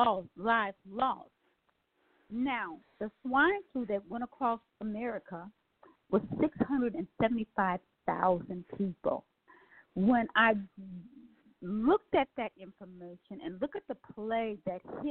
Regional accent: Milwaukee, Wisconsin, United States; moved away; Milwaukee, Wisconsin, which is my hometown

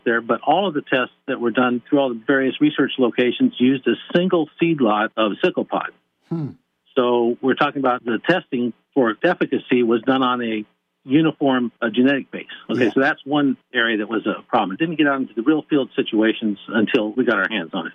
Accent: Yuma, Arizona, United States; also born or lived in California; I was born in California, but my father works for the Department of Agriculture in California, and he managed an inspection station at the Arizona border. So we lived in Yuma, Arizona, for a good portion of my formative years

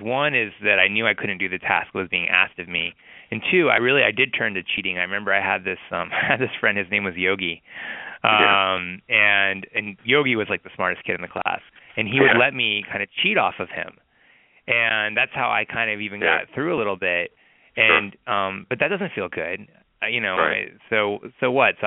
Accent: Atlanta, Georgia, United States; I grew up in Atlanta, Georgia

